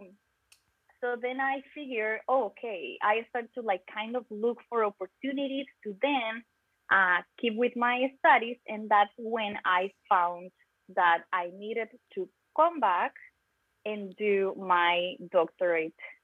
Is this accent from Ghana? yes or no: no; Costa Rica; first language Spanish; English is a second language; moved away as an adult; now in Louisiana, United States; I am from Costa Rica.